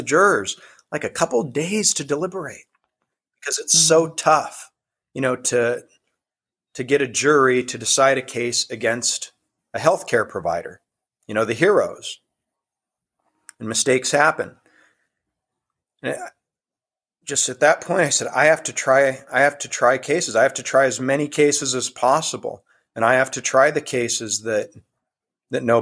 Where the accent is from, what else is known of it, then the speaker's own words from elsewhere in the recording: Iowa, United States; started the website in my home state of Iowa